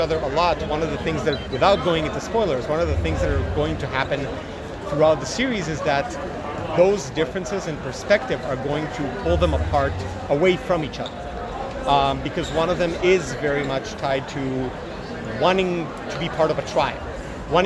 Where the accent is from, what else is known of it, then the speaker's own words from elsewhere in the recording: Israel; moved away; I'm originally from Israel.